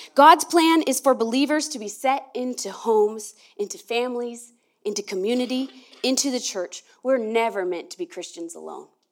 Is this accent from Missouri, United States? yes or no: no; Merced, California, United States; now in Oregon, United States; I was born in, in Merced, California.